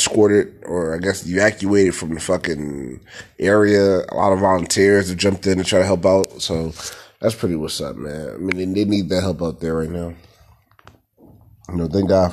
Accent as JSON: {"language": "English", "town": "Philadelphia", "region": "Pennsylvania", "country": "United States", "said": "I'm from Philadelphia"}